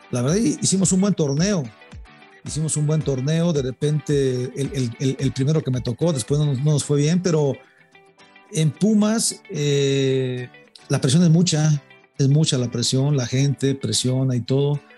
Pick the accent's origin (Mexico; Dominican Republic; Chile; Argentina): Mexico; nosotros como técnicos mexicanos